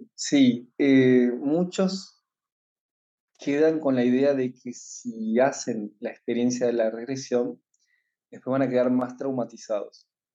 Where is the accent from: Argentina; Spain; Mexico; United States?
Argentina; Yo soy de Argentina